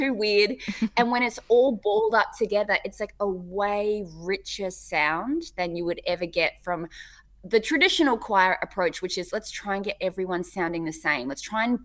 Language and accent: English; Hamilton, Waikato, New Zealand; now in Australia; I was born in Hamilton